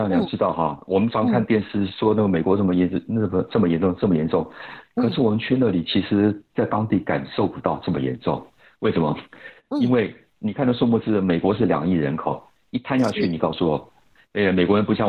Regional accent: South Korea; Chinese is a second language; 想我是韩国人啊，所以那我在我在飞机上睡飞机上睡一个睡一个晚上啊。

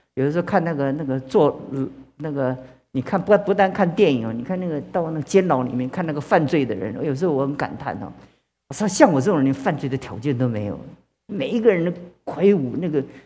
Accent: China; 其实我们中国在这这么多年的历史当中

